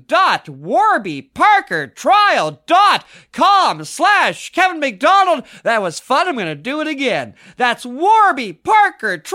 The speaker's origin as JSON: {"language": "English", "town": "Mississauga", "region": "Ontario", "country": "Canada", "tie": "born or raised there", "said": "I grew up in Mississauga, the other end of Toronto."}